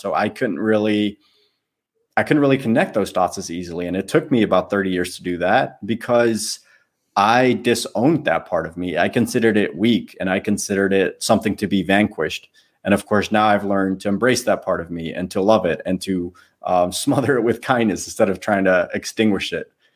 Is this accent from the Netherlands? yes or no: yes; Netherlands; moved away as an adult; I lived in the Netherlands